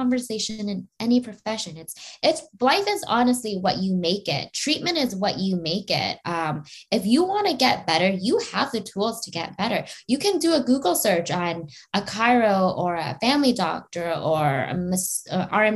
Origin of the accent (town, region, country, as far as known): Canada